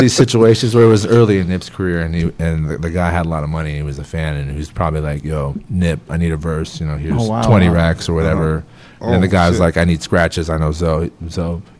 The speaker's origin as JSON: {"language": "English", "region": "Virginia", "country": "United States", "tie": "born or raised there", "moved": "yes", "lives_now": "Los Angeles, United States", "said": "I grew up in Virginia"}